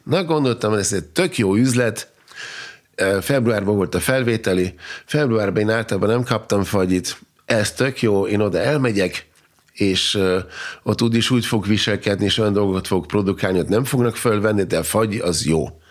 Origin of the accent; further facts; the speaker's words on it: Austria; first language German; Hungarian is a second language; also born or lived in Vienna / Hungary; én, mint osztrák, mert mégis osztrák állampolgár vagyok, Ausztriában születtem, e, német a nyelvem